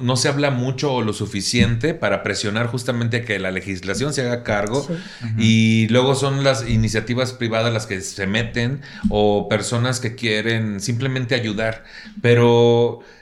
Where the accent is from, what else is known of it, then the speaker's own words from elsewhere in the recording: Mexico; así somos como mexicanos